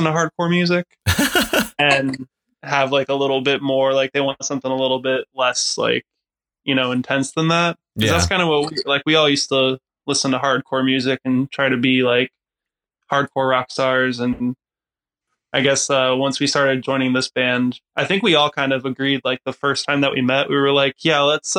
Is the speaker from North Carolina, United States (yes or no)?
no; Tampa, Florida, United States; I'm from Tampa